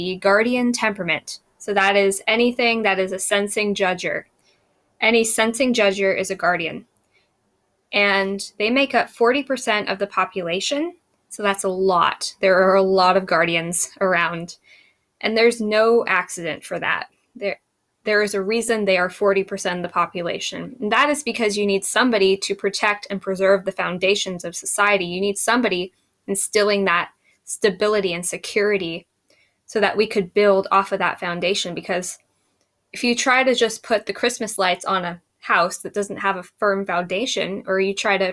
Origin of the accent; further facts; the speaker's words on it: United States; I'm an American